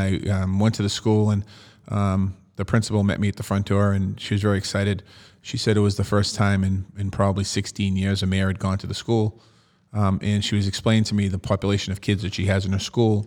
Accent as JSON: {"language": "English", "town": "Boston", "region": "Massachusetts", "country": "United States", "tie": "born or raised there", "said": "as a kid growing up in Dorchester"}